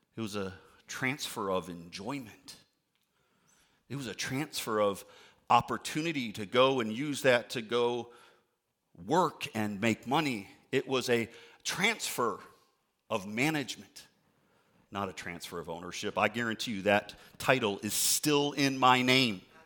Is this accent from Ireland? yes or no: no; outside Chicago, Illinois, United States; I grew up outside Chicago